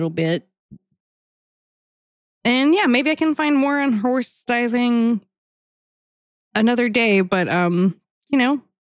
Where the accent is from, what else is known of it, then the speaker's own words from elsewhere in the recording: Hawaii, United States; now in Mississippi, United States; when I moved to Mississippi from Hawaii, people asked if we like wore shoes and lived in a grass hut on the beach.